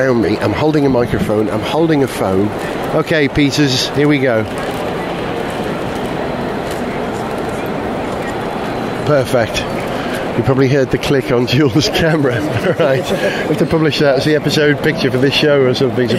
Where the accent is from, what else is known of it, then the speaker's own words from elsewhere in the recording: Wales, United Kingdom; I'm a Welshman in New York.